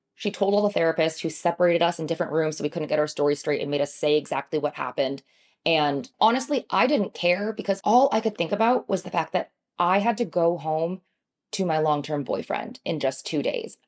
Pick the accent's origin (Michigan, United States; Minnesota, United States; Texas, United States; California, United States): Michigan, United States; moved away as an adult; now in New York City, United States; I grew up in Michigan with a Chinese immigrant father and a white mother